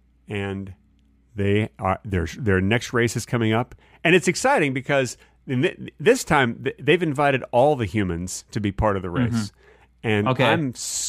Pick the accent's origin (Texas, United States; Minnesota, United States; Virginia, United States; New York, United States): Texas, United States; Dallas; I grew up in Dallas where they had tornadoes